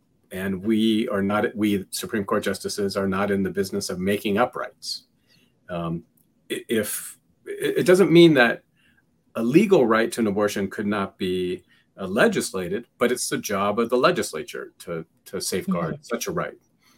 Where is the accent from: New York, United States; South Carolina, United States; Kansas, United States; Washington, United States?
Washington, United States; Seattle; now in Indiana, United States; I'm from Seattle, so Washington